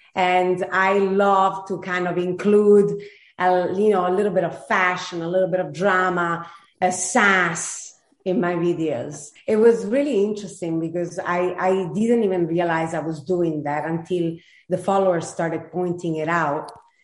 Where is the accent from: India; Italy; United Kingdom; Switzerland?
Italy; I grew up in Italy.